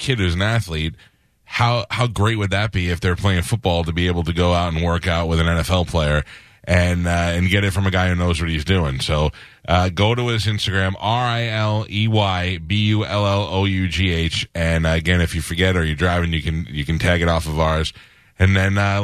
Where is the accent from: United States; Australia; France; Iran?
United States; New York; now in Tampa, United States; I grew up in New York